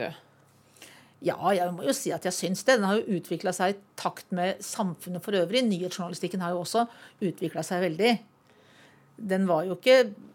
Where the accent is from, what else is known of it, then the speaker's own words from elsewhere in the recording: Valdres, Innlandet, Norway; hjemme i Valdres